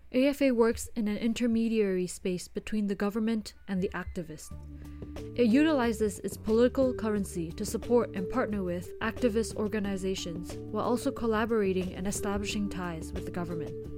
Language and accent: English; Singapore; Growing up in Singapore